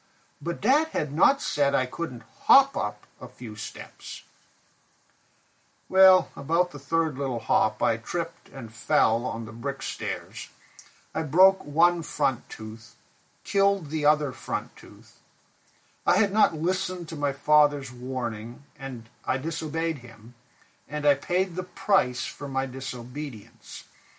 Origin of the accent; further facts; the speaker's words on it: Pakistan; I grew up in Pakistan where my parents were missionaries. We lived in a large mission compound in a two-story brick house.